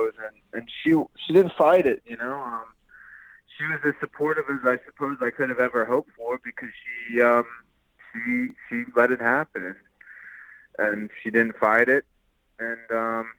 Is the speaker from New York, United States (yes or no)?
no; Wilkes County, North Carolina, United States; moved away as an adult; now in Atlanta, United States; I'm originally from Wilkes County, North Carolina